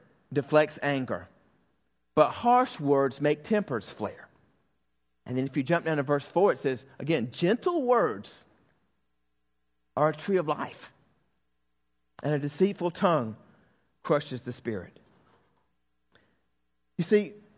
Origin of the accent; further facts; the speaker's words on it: the South, United States; when I was raised in the South